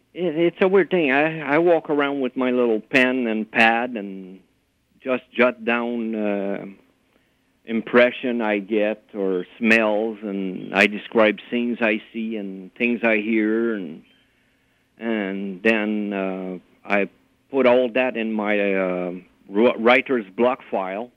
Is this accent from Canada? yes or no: yes; Montreal, Quebec, Canada; moved away as an adult; now in Ontario, Canada; I grew up in Montreal